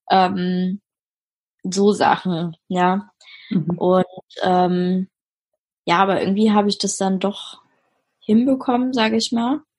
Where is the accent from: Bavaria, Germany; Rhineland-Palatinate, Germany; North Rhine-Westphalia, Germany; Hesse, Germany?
Rhineland-Palatinate, Germany; Mainz; also ich komme ja aus Mainz, wir haben da in Mainz gewohnt und in Mainz hatte ich halt Freundinnen oder bin immer noch mit denen befreundet.